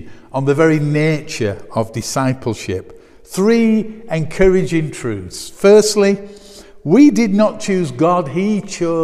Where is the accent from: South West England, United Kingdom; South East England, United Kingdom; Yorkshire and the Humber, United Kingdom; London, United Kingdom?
Yorkshire and the Humber, United Kingdom; Bradford; I'm from Bradford